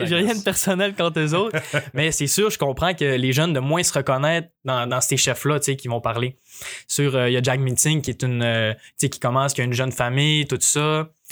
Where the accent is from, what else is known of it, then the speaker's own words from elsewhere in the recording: Quebec, Canada; je suis fier, je suis fier québécois, fier de mes ancêtres canadiens